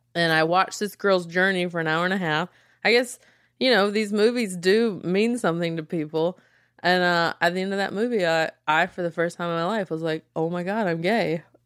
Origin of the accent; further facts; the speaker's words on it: small town South, United States; accent: Southern; I am from small town South